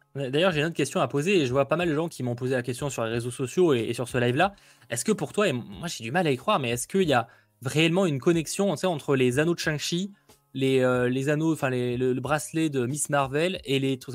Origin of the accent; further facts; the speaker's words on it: France; chez nous en France